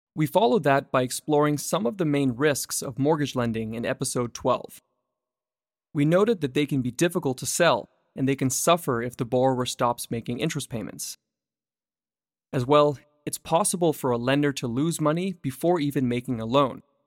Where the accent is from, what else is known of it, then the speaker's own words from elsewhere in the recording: Vancouver, British Columbia, Canada; Vancouver, my hometown.